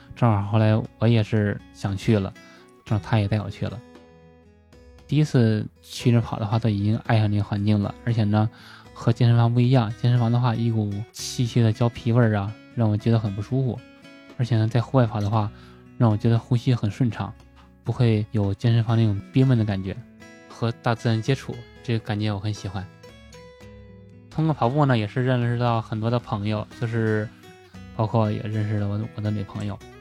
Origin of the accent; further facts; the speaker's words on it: Tianjin, China; moved away; also born or lived in Beijing; 我家是天津的嘛，因为在农村父母嘛